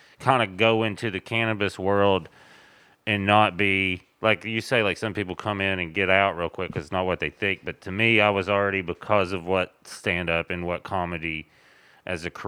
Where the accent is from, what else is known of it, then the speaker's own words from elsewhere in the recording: Tennessee, United States; moved away; I'm from Tennessee